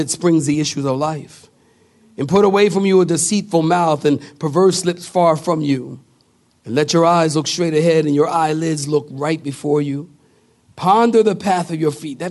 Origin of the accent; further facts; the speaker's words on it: Philadelphia, Pennsylvania, United States; now in Apex, United States; I come from Philadelphia